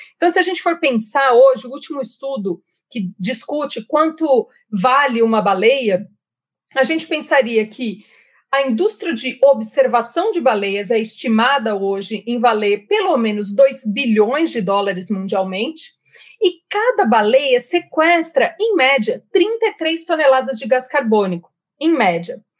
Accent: Jundiaí, São Paulo, Brazil; accent: interior; Eu não posso esconder o meu sotaque. Eu sou nascida em Jundiaí, morei em Jundiaí por muitos anos

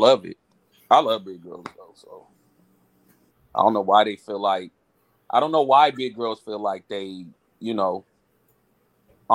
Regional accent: West Coast, United States; I grew up on the West Coast

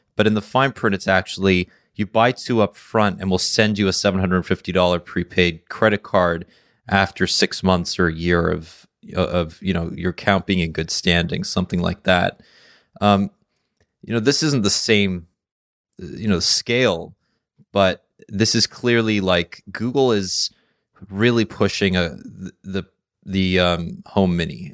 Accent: Canada; I'm Canadian

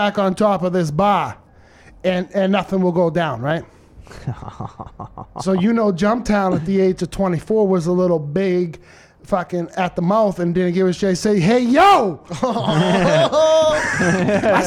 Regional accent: Lowell, Massachusetts, United States; me growing up in Lowell

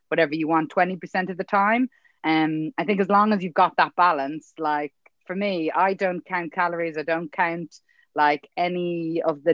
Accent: Dublin, Leinster, Ireland; moved away as an adult; also born or lived in England; I'm actually from here. I'm from Dublin

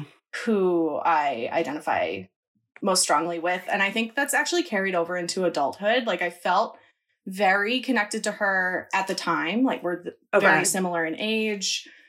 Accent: Northeast, United States; I'm from

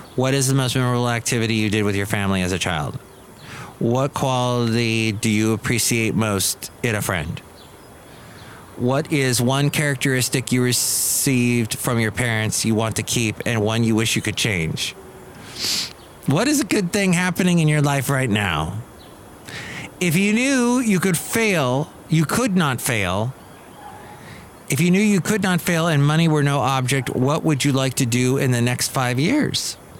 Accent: California, United States; also born or lived in Ventura, California; growing up in California, living in California

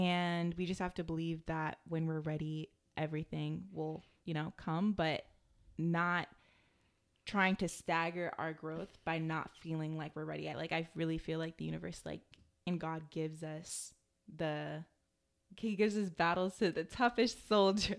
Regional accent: United States; growing up in America

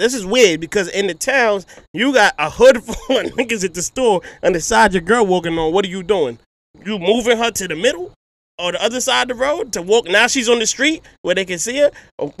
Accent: New York, United States; I'm from New York.

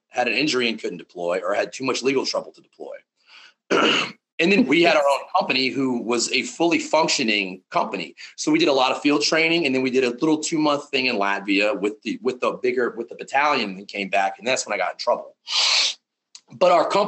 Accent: South Louisiana, United States; I grew up in South Louisiana

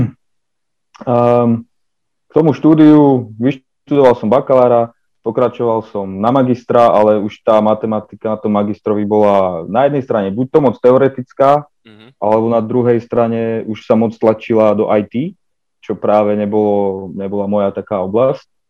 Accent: Prievidza, Trenčín Region, Slovakia; som, som z Previde

